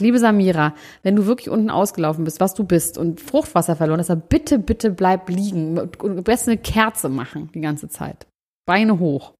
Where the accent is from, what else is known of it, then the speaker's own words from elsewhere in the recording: Germany; ich bin Deutscher